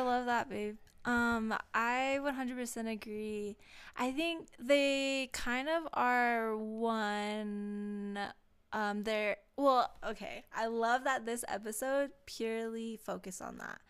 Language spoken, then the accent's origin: English; Hawaii, United States; I am Hawaiian